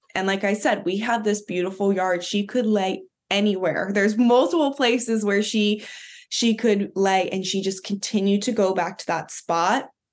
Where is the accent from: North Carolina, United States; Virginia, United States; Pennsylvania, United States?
Pennsylvania, United States; Philadelphia; I'm from Philadelphia